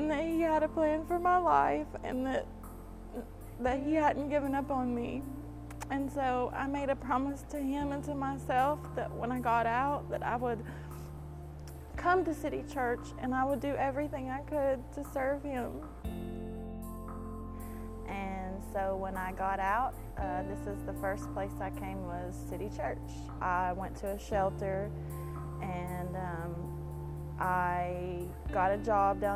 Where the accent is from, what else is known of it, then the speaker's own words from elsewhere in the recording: Ashland, Kentucky, United States; moved away as an adult; now in Texas, United States; I'm from Ashland, Kentucky.